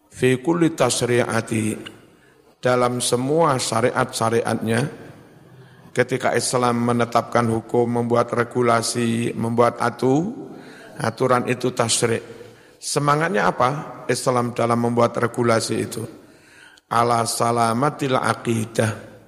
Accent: Blitar, East Java, Indonesia; Saya orang Blitar.

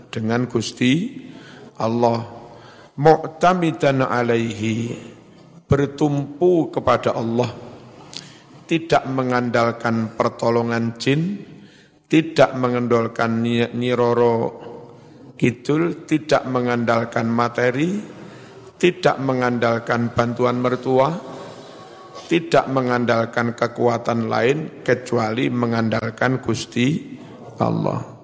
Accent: Blitar, East Java, Indonesia; Saya orang Blitar.

